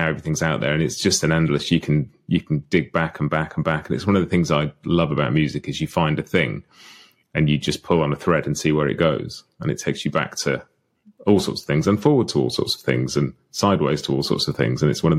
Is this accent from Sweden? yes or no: no; United Kingdom; I'm like a British guy who grew up listening